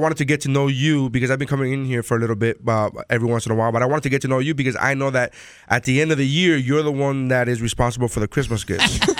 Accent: Nicaragua; moved away; I'm from Nicaragua.

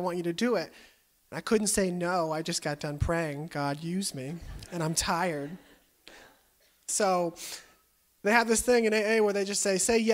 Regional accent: California, United States; also born or lived in Kansas; I moved to California when I was 5. I grew up in a middle-class home.

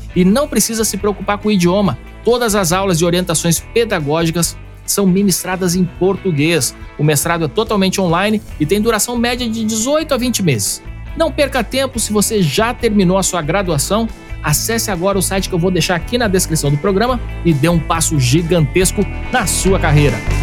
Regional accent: Porto Alegre, Rio Grande do Sul, Brazil; nós somos conterrâneos, eu sou de Porto Alegre

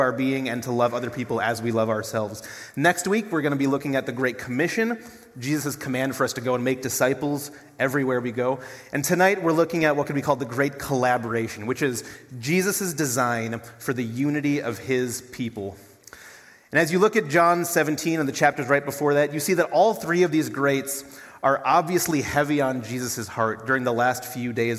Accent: Duluth, Minnesota, United States; now in Brookings, United States; I'm from Duluth, Minnesota

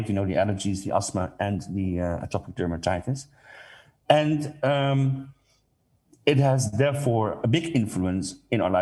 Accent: Netherlands; I'm coming from the Netherlands

